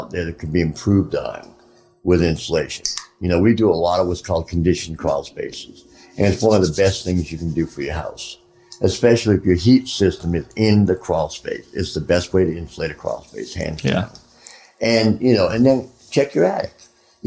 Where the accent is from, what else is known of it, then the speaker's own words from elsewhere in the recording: Boston, Massachusetts, United States; I'm from Boston.